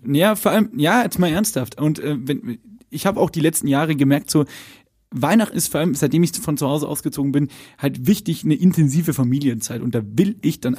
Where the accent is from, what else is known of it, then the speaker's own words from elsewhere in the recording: Lower Bavaria, Germany; ich bin ja in Niederbayern groß geworden